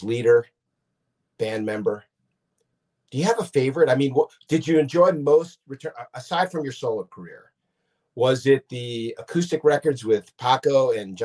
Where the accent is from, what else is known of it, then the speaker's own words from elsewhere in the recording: Asbury Park, New Jersey, United States; I grew up in New Jersey. I grew up in Asbury Park.